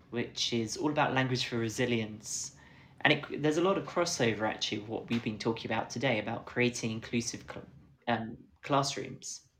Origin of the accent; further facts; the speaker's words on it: the Fens, East of England, United Kingdom; accent: Fen; I'm trying I, hard I, to suppress my Fen accent